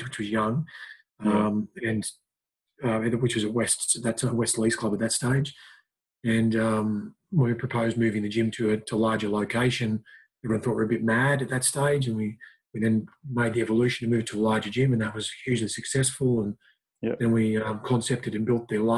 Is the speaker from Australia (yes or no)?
yes; Lismore, New South Wales, Australia; moved away as an adult; now in Newcastle, Australia; came down to Newcastle because I was from Lismore, North Coast, and moved here to study radiography